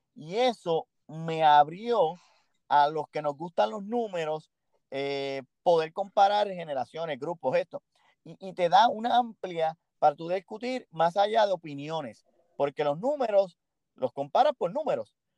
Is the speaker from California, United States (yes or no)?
no; Chicago, Illinois, United States; moved away; also born or lived in Puerto Rico; yo soy nacido en Chicago. Eh, viví muchos años, mi, infancia como tal, en Chicago